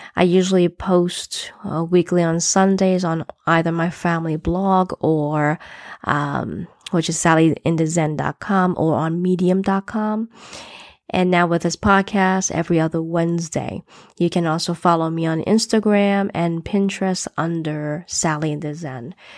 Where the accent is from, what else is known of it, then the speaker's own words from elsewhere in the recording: United States; I'm an American born Chinese to parents who immigrated to, to the U S in the sixties